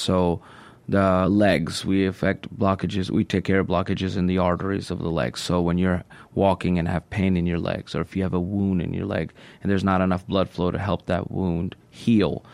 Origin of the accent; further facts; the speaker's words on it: Atlanta, Georgia, United States; moved away as an adult; now in Mississippi, United States; I am from Atlanta. I'm a board certified vascular surgeon. Grew up in Atlanta